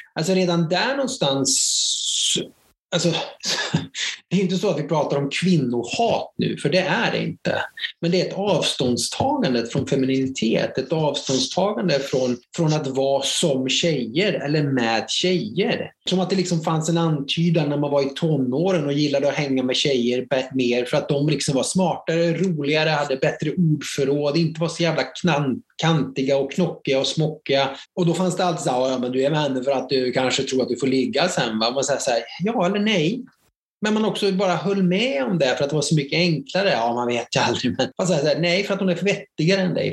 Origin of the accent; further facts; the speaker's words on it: a mill town in Värmland, Sweden; jag är en bruksort från Värmland